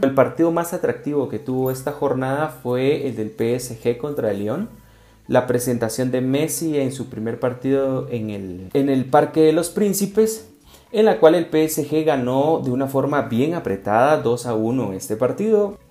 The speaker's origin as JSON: {"language": "Spanish", "country": "Guatemala"}